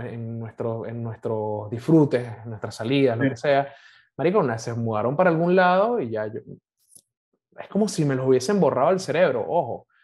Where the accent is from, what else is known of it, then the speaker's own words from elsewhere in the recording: Caracas, Capital District, Venezuela; Yo crecí en el oeste de Caracas, yo soy de Montalbán